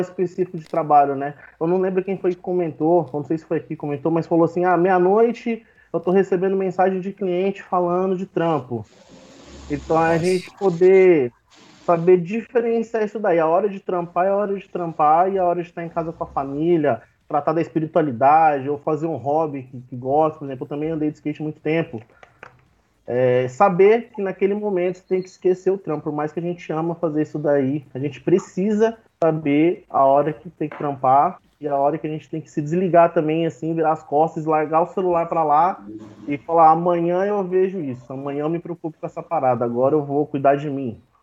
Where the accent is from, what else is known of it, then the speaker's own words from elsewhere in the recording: southeast interior of Minas Gerais, Brazil; Eu sou aqui do interior de Minas, né? Sudeste de Minas